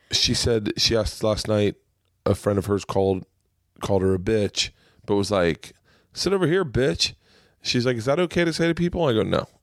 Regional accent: Tampa, Florida, United States; moved away; also born or lived in New York; I grew up in Tampa

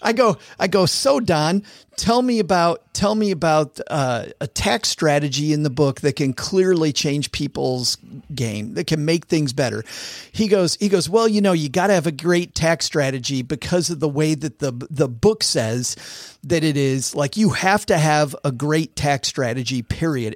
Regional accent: Southwest Michigan, United States; I grew up in Southwest Michigan, which is farm country.

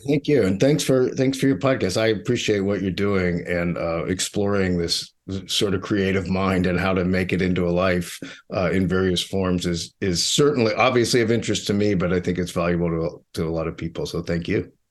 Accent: Pittsburgh, Pennsylvania, United States; moved away; also born or lived in New York; I grew up in Mister Rogers' actual neighborhood in Pittsburgh

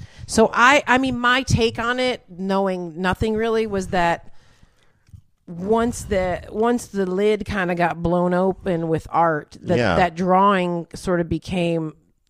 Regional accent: Trenton, Michigan, United States; moved away as an adult; also born or lived in Detroit / San Francisco; now in Los Angeles, United States; I'm from Trenton, Michigan, south of Detroit.

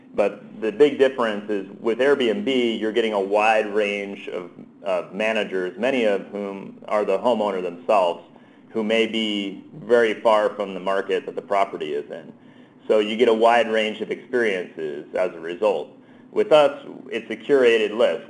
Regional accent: New Jersey, United States; moved away; I'm originally from New Jersey, so I, I, I learned my gesturing there.

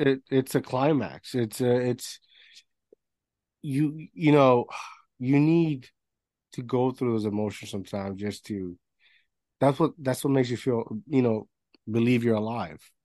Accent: Puerto Rico; moved away; I grew up in Puerto Rico, so it's an island

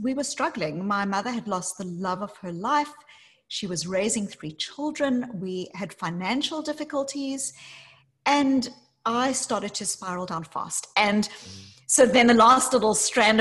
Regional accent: South Africa; moved away; I grew up as a white South African in apartheid South Africa

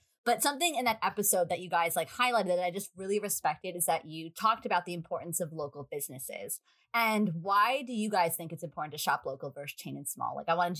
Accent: New York, United States; maybe it's a skepticism of being a New Yorker

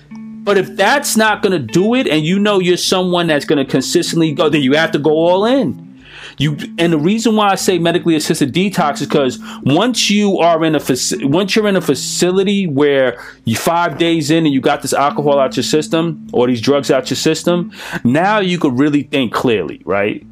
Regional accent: United States; I'm American.

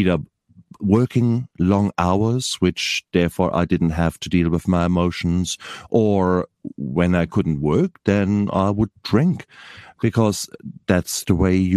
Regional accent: Germany; now in New Zealand; I'm originally from Germany, and I'm an anaesthetist.

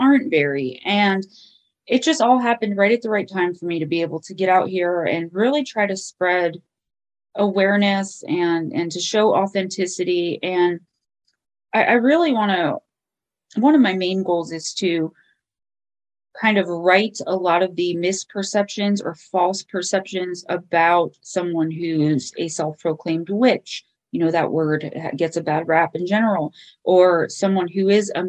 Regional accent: Paterson, New Jersey, United States; I grew up in Paterson, New Jersey

